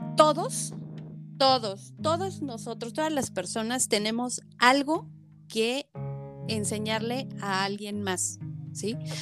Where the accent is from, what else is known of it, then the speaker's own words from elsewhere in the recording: Mexico; como, latinos o como mexicanos